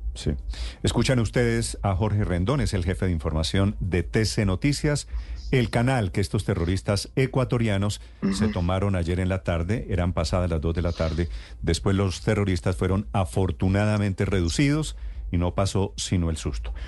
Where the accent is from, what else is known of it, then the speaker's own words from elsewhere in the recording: Colombia; en Colombia también estamos llenos de bandas criminales